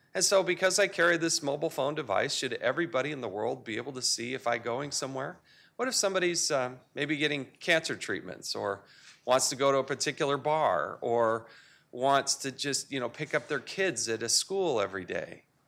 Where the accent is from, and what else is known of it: United States